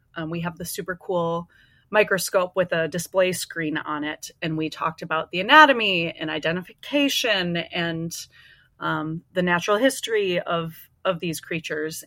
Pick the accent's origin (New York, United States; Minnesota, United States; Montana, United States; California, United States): Minnesota, United States; I grew up in Minnesota, um, been here most of my life